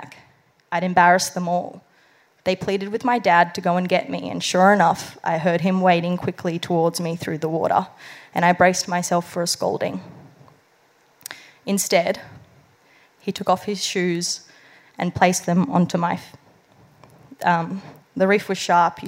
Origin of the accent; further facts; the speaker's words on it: Bali, Indonesia; accent: Balinese; now in Australia; I spoke my language, and my Balinese accent returned.